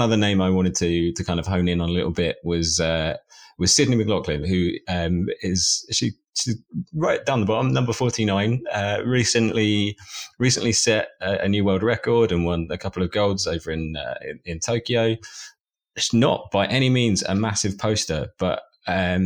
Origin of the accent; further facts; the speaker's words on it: England, United Kingdom; me as an Englishman